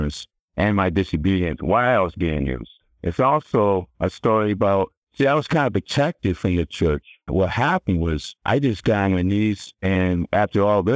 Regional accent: Connecticut, United States; Now I'm back in Connecticut at this time. You know, that's my home state, it's Connecticut.

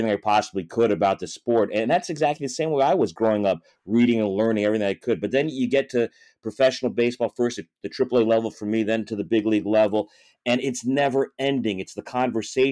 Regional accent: Miami, Florida, United States; also born or lived in Boston; here in Miami, my hometown, over the last 15 years

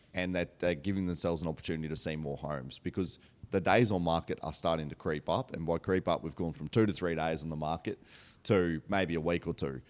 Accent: Australia; We're obviously both brought up in country towns

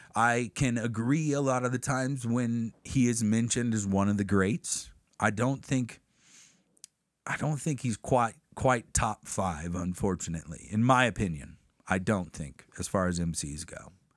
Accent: Crestline, United States; we're from Crestline.

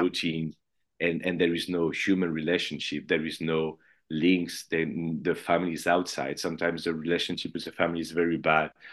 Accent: Paris, Île-de-France, France; I'm from Paris

